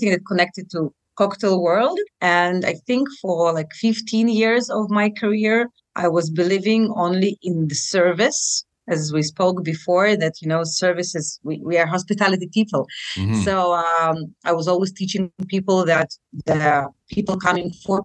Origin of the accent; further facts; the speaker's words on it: Saint Petersburg, Russia; moved away as an adult; now in Tel Aviv, Israel; I'm originally from St. Petersburg, Russia, which is close to Finland, mm-hmm. which is a beautiful city. I grew up there until the age of 23.